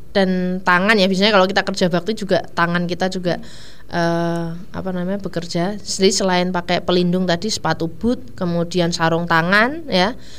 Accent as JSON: {"language": "Indonesian", "town": "Ungaran", "region": "Central Java", "country": "Indonesia", "said": "daerah saya juga daerah atas sih saya dari Ungaran itu juga ada tikusnya"}